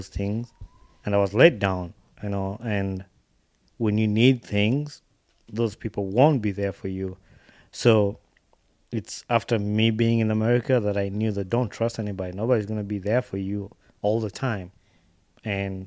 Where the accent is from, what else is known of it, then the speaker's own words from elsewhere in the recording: Uganda; now in United States; I grew up watching that in Uganda.